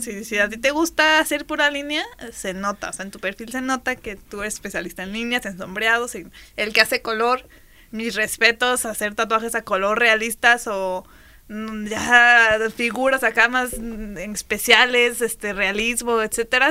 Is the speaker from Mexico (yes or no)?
yes; Mexico; uno como mexicano